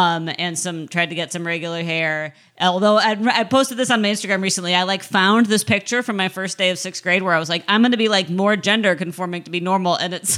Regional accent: Midwest, United States; as a Midwesterner

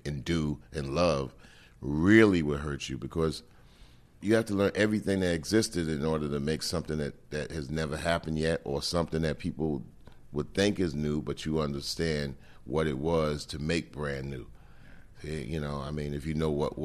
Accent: New York, United States; we grew up in New York in the 60s and 70s from 0 to 15

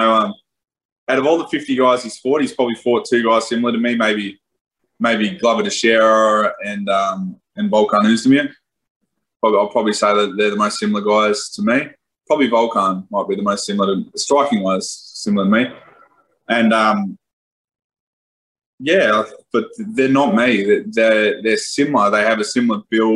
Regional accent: Australia

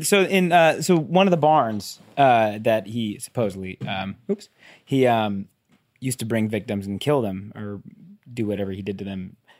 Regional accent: between San Francisco and Sacramento, Northern California, United States; I grew up in Northern California

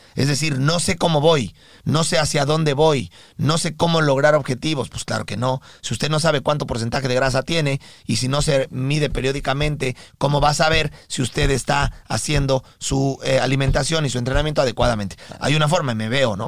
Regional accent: Mexico; now in United States; nosotros somos mexicanos

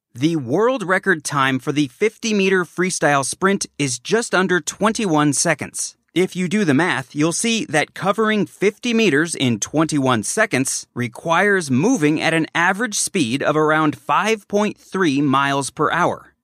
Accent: Los Angeles, California, United States; My hometown of Los Angeles

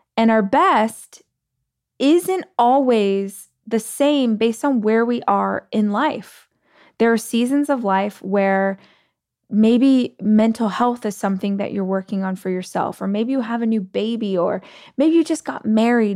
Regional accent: Bakersfield, California, United States; moved away; my hometown in Bakersfield

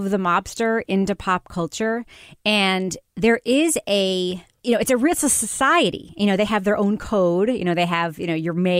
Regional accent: New York, United States; growing up in New York

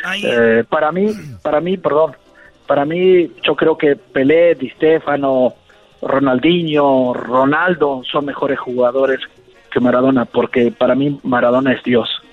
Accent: Argentina; como argentino

